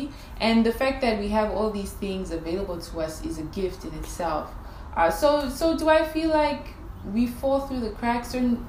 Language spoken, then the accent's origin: English; Namibia; also born or lived in Botswana / Zambia; Raised in Namibia.